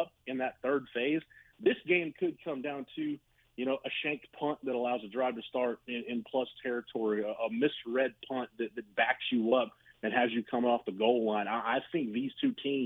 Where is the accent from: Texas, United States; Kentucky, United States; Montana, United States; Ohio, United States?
Texas, United States; Florence; growing up in Florence, Texas, America